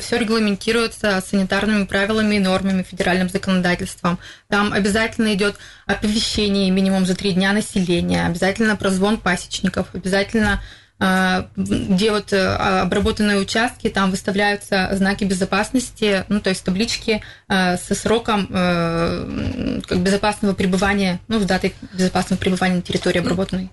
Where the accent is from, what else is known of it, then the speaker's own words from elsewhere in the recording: Izhevsk, Udmurtia, Russia; в Первомайском мы, получается, работаем третий год. Я сама там коренной житель